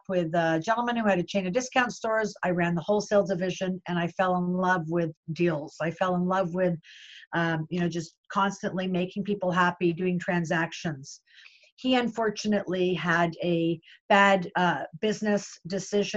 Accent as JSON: {"language": "English", "town": "Toronto", "region": "Ontario", "country": "Canada", "tie": "born or raised there", "said": "I was born and bred in Toronto, Canada"}